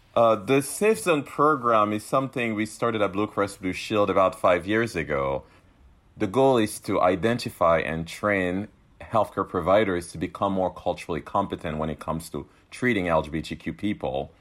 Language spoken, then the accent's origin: English; Cameroon; now in Rhode Island, United States; I was born in Cameroon, a country that still to this day criminalizes L G B T Q people